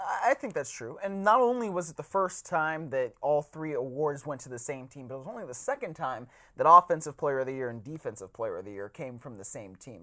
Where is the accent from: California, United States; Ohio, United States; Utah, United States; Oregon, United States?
Ohio, United States; Cleveland; I am from Cleveland